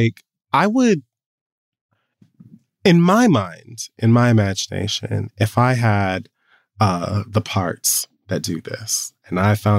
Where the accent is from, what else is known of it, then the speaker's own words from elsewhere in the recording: Jamaica; I'm Jamaican. We put salt on all the fruit.